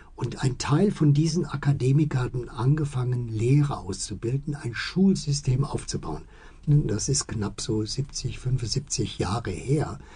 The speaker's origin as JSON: {"language": "German", "country": "Germany", "also_born_or_lived": "Hemer", "moved": "yes", "lives_now": "Bali, Indonesia", "said": "auch als Deutsche"}